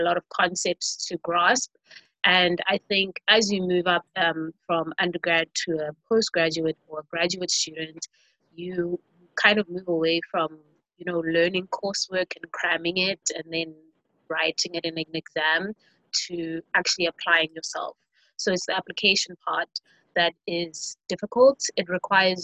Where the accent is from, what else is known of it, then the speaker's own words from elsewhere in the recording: KwaZulu-Natal, South Africa; KwaZulu-Natal, which is the province that I'm from South Africa.